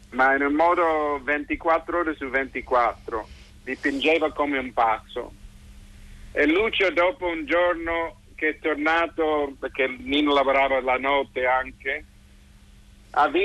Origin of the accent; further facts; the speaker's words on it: San Francisco, California, United States; Sono, perché sono di San Francisco, sono abituato ai terremoti